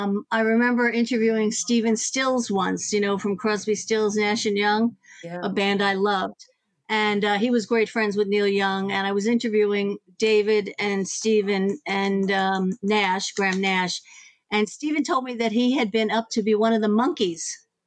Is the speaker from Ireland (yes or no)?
yes; Ireland; I'm a huge … fan. I'm Irish.